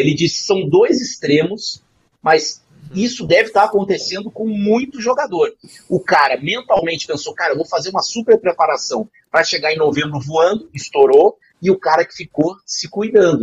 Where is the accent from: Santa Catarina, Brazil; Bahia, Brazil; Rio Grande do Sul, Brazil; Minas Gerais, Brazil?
Rio Grande do Sul, Brazil; a gente é lá do, do, do, do Rio Grande do Sul